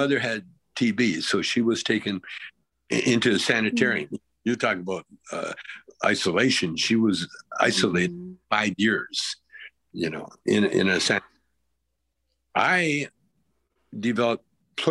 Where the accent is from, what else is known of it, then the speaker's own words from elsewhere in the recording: Calgary, Alberta, Canada; moved away as an adult; I grew up in Calgary where we were surrounded by reservations